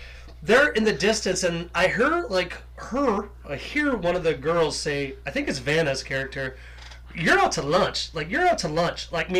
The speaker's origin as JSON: {"language": "English", "region": "the South", "country": "United States", "tie": "born or raised there", "said": "I grew up in the South."}